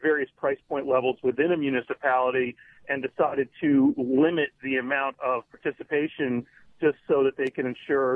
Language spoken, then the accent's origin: English; Portland, Maine, United States; the Portland, Maine marketplace, which is my home state and city